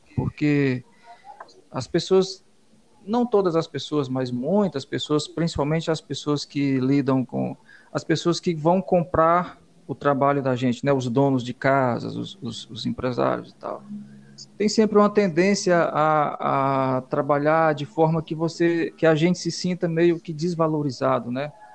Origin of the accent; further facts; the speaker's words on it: Valença do Piauí, Piauí, Brazil; now in Teresina, Brazil; eu sou de Valença, do Piauí, venho de Valença